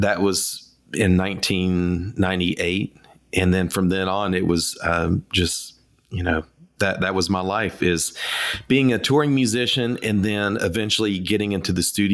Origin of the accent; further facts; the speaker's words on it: East Tennessee, United States; also born or lived in Nashville, Tennessee; I grew up in East Tennessee, and I grew up in a music family. Moved to Nashville in 1994